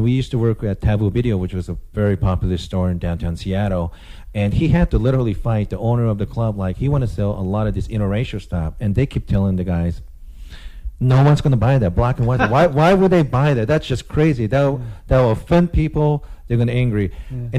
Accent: Japan; I'm ethnically Korean, but growing up in Japan

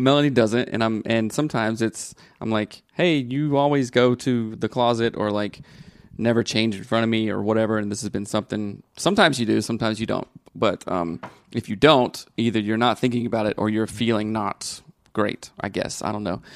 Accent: the South, United States; I grew up in the South

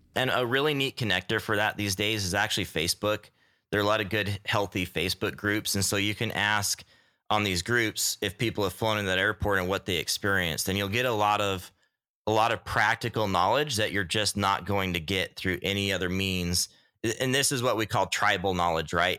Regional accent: Utah, United States; now in Homer, United States; I grew up in Utah

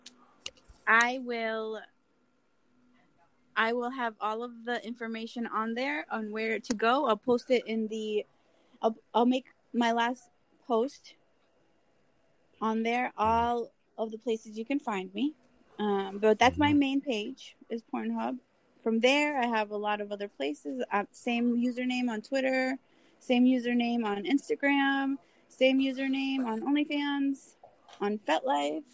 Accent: Colombia; born or raised there

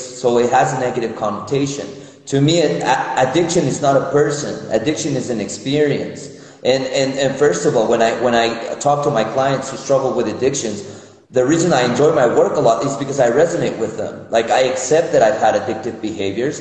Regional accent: Mexico City, Mexico; moved away as an adult; also born or lived in United States / Israel; now in Minneapolis, United States; I was born in Mexico City, and I've lived both in Mexico, in the United States, and in Israel

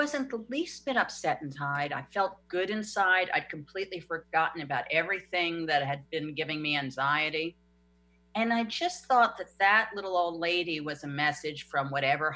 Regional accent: New York, United States; I'm a New Yorker

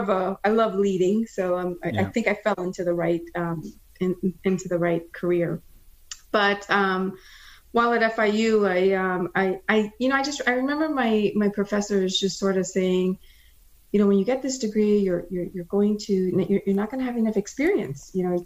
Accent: Florida, United States; also born or lived in Guyana; I wasn't born in the US. I was born in Guyana in South America. And as an immigrant, I was about 8 years old when we migrated over to the US, Florida, and decided that we went to school here, me and my sisters

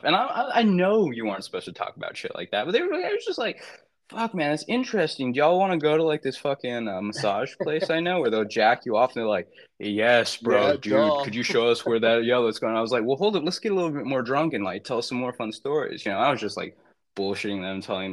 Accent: United States; as an American, I don't condone

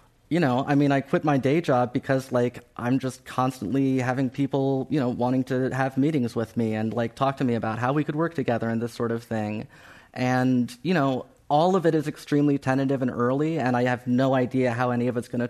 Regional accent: Ohio, United States; moved away; I grew up in Ohio

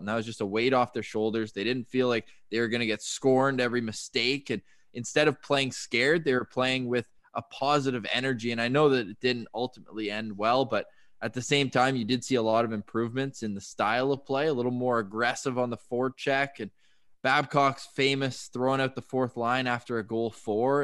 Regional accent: Ottawa, Ontario, Canada; now in Toronto, Canada; I'm from Ottawa, and there it's just the neighborhood dad going out to water the rink at night

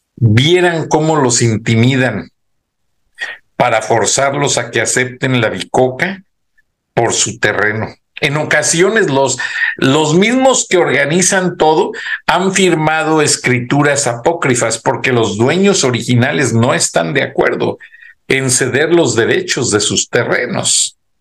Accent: Mexico; moved away; uno tiene su raíz mexicana y uno dice, pues soy mexicano, total, con nacionalidad americana

